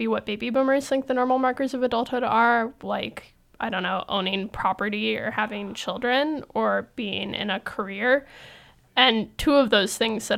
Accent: Sacramento, California, United States; moved away as an adult; now in San Francisco, United States; I was from Sacramento

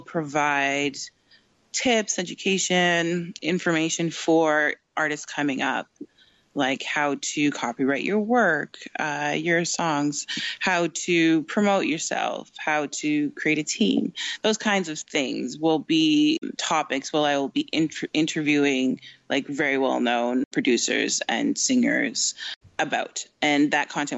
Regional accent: Canada; I'm in Canada, I'm Canadian

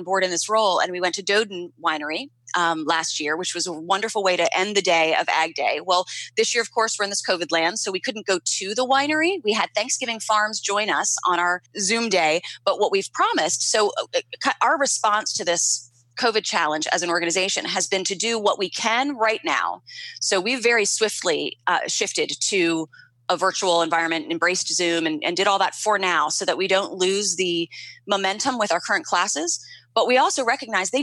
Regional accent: Anne Arundel County, Maryland, United States; also born or lived in New York City; I was born and raised in Anne Arundel County, lived here almost all my life

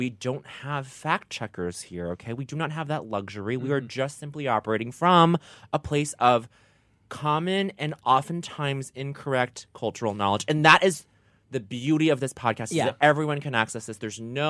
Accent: Denver, Colorado, United States; Yes, yes, yes. It was the skier-swimmer hybrid.

